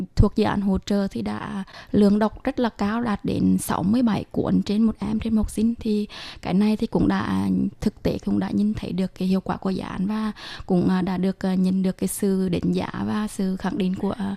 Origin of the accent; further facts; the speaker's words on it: Huế, Thua Thien Hue, Vietnam; mình cũng đến từ Huế, văn phòng Tư San tại Việt Nam